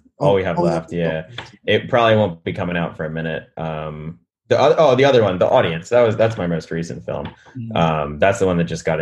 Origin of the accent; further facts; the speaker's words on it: Delaware, United States; moved away as an adult; now in New York, United States; I grew up in Delaware, dude. There's like land for days. I grew up in suburbia.